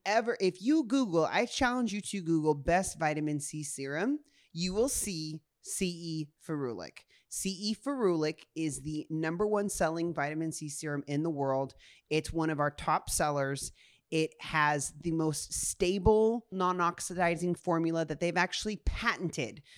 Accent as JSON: {"language": "English", "town": "Honolulu", "region": "Hawaii", "country": "United States", "tie": "born or raised there", "said": "I was born in Honolulu, Hawaii at, like, six A M"}